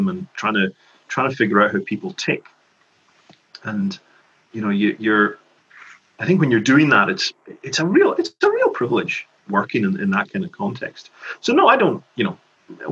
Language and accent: English; Lewis, Scotland, United Kingdom; also born or lived in Glasgow / Edinburgh / Skye; When I was growing up in Lewis